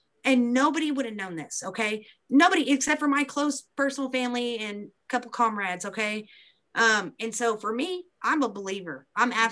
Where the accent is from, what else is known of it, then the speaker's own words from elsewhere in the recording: Beebe, Arkansas, United States; this is in my hometown.